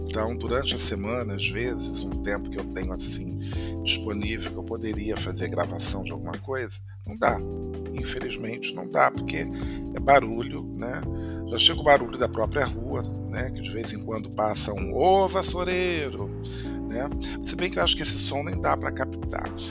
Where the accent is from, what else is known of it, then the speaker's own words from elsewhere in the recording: Brazil; moved away; also born or lived in Paris, France; como brasileiro